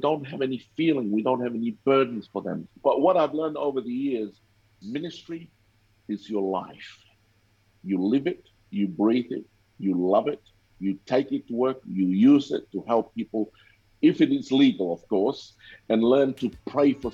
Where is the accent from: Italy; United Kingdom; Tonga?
Tonga; now in Cairns, Australia; I grew up in Tonga